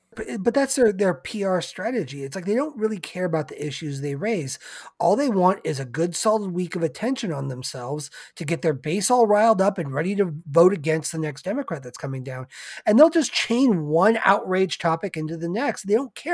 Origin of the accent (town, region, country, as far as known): California, United States